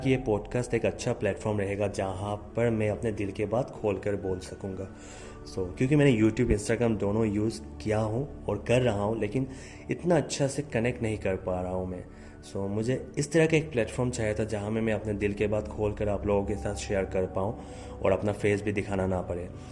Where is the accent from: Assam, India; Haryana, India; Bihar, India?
Assam, India; also born or lived in Guwahati; मैं आसाम से हूँ गुवाहाटी में रहता हूँ